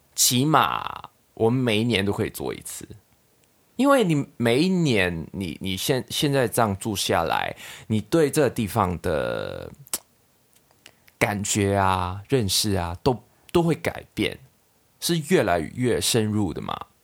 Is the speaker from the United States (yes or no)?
no; Hong Kong; Chinese is a second language; moved away as an adult; now in Taiwan; 我们两个作为香港人来到台湾